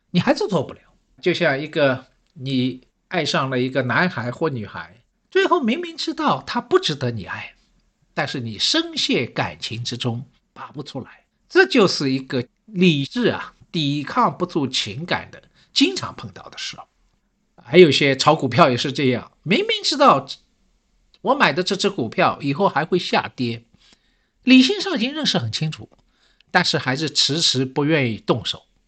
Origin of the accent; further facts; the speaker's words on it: Shanghai, China; 我是上海人